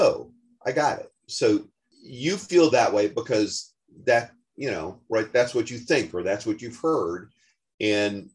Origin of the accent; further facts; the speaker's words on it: Denver, Colorado, United States; I'm from Denver, Colorado